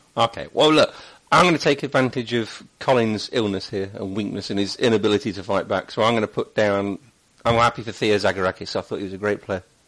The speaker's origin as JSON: {"language": "English", "town": "Leicester", "region": "East Midlands", "country": "United Kingdom", "tie": "born or raised there", "moved": "as an adult", "said": "I was born and raised in Leicester for the first 30 years of my life"}